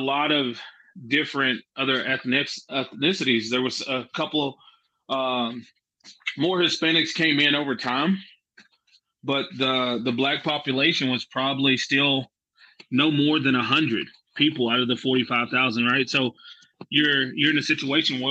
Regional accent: Jacksboro, Texas, United States; also born or lived in Mineral Wells, Texas; I was born in Mineral Wells, but I never lived there. I lived in Jacksboro. So I probably just should have just said Jacksboro, Texas, because that's where I'm from.

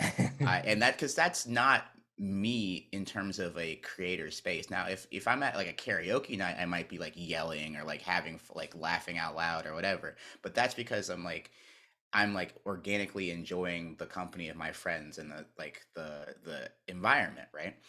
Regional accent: North Carolina, United States; moved away as an adult; also born or lived in Maryland; when I grew up in North Carolina, I was a Duke fan

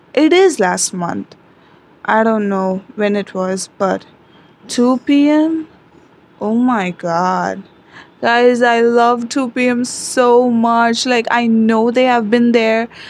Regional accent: India; I am from India

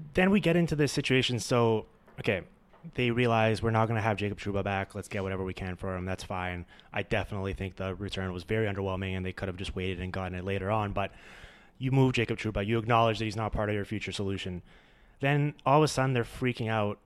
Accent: Vancouver, British Columbia, Canada; it's in my hometown

